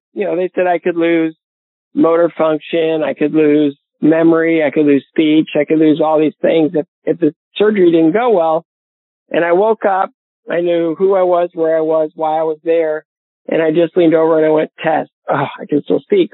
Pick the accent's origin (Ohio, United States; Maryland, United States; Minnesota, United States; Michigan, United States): Ohio, United States; Bowling Green; my hometown of Bowling Green, Ohio